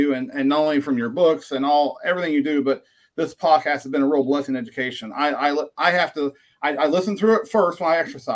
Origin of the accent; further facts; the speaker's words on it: Southeast Kansas, United States; also born or lived in Western Missouri; now in Chanute, United States; I born and raised in the Midwest of the United States in Southeast Kansas